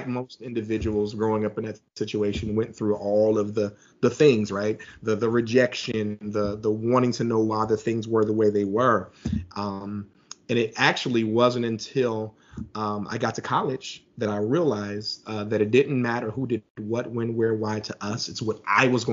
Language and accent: English; Philadelphia, Pennsylvania, United States; moved away as an adult; now in Atlanta, United States; I'm actually originally from Philadelphia. I now reside in Atlanta. I've been here for about 20 years or so